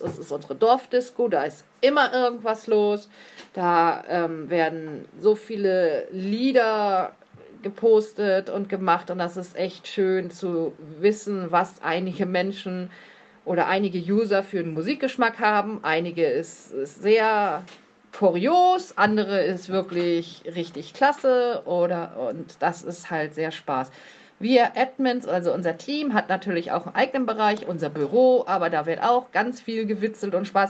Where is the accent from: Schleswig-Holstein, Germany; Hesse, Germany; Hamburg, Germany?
Schleswig-Holstein, Germany; Plön district; Ich komme aus Kreisplön. Das liegt ebenfalls in Schleswig-Holstein.